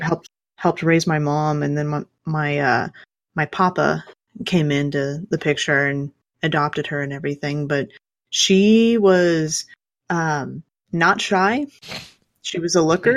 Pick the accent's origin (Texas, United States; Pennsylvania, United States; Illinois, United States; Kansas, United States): Kansas, United States; I grew up in Kansas